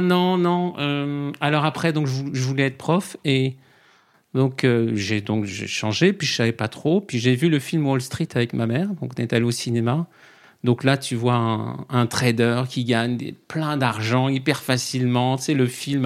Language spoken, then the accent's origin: French; Saint-Mandé, Île-de-France, France; moved away; also born or lived in Paris; j'ai grandi euh, à côté de Vincennes, à Saint-Mandé. Je suis né à côté du château